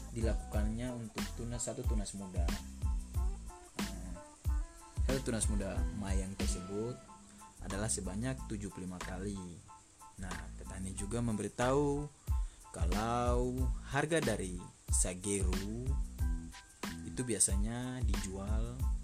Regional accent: Seram Island, Maluku, Indonesia; moved away; also born or lived in Java; di tempat tinggal saya yaitu di kampung saya di Maluku Pulau Seram desa Norway

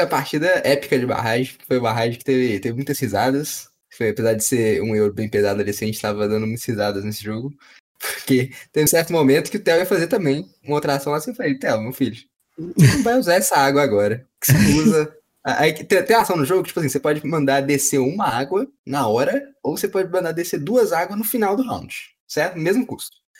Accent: Minas Gerais, Brazil; tem trem porque a gente é mineiro

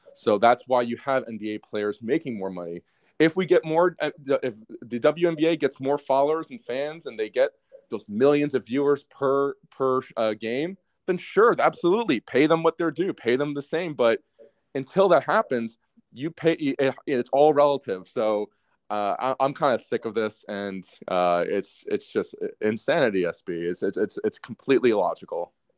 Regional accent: United States; as an American

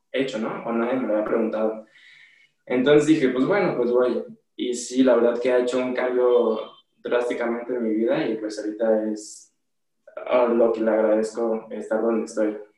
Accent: Guadalajara, Jalisco, Mexico; Y bueno, cuando me fui de, de Guadalajara a la Ciudad de México a buscar una mejor estabilidad en cuestiones de la escuela, del deporte, porque aquí ya se me estaban complicando un poquito las cosas en cuestiones económicas y igual la familia un poquito.

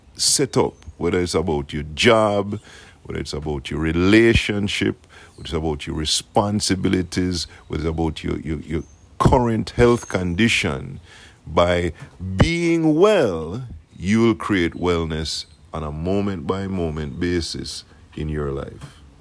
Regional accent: Jamaica; now in South Florida, United States; I am from Jamaica

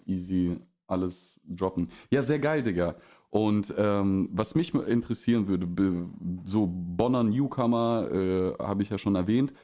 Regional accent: Russia; also born or lived in Oldenburg, Germany; now in Germany; aufgewachsen in Russland, dann hier in Deutschland in eine relative Kleinstadt äh, gekommen und hier nicht aufgewachsen

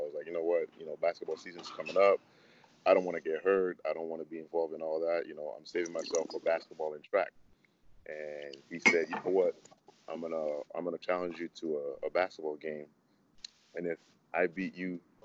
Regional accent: Mississauga, Ontario, Canada; moved away as an adult; also born or lived in Congo / Montreal, Quebec; now in Houston, United States; I was born in the Congo and then moved to Montreal around the age of 9, and then moved, like, did high school, like end of elementary school, high school, and Mississauga

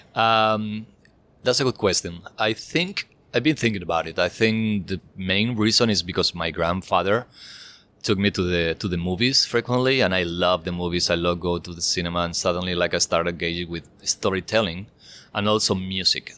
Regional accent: Spain; I'm from Spain

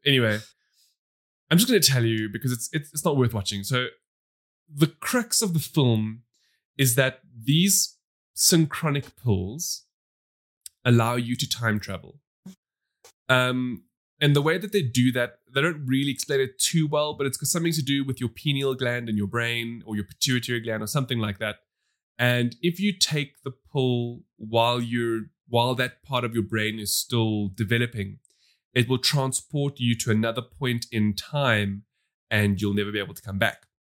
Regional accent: South Africa; We come from South Africa, which has a massive divide

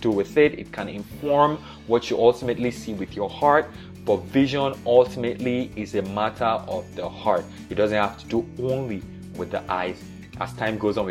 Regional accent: Nigeria; I was born in Nigeria in the 80s

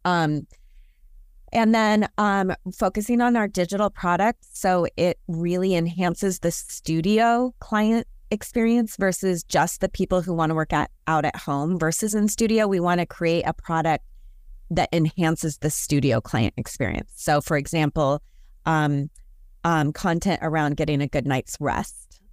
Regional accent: Portland, Oregon, United States; I'm from Portland, Oregon.

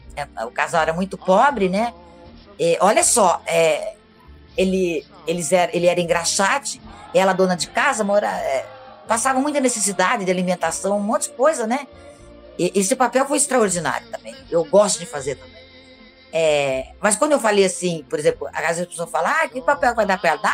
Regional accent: Araraquara, São Paulo, Brazil; moved away as an adult; eu voltei para Araquara, o interior de São Paulo, que chama-se Araraquara, onde eu nasci. E, e, lá eu tenho assim, milhões de amigos, amigos de infância

